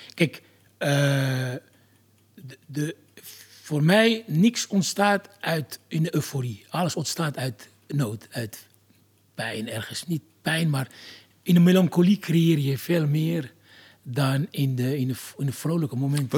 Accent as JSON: {"language": "Dutch", "country": "Algeria", "tie": "born or raised there", "also_born_or_lived": "France", "moved": "yes", "lives_now": "Netherlands", "said": "Jaren later ben ik verhuisd uit Algerije"}